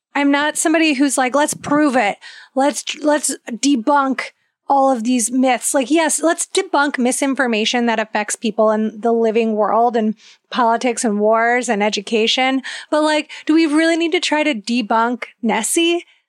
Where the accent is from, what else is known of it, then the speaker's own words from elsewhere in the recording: Ohio, United States; I'm from Ohio